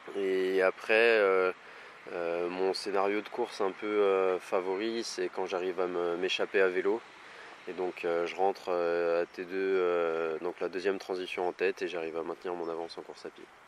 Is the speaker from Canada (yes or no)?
no; Saint-Étienne, Auvergne-Rhône-Alpes, France; je suis né à Saint-Etienne et c'est vraiment, c'est important pour moi. C'est vraiment un endroit que j'apprécie. C'est ici que je vis, c'est ici que je m'entraîne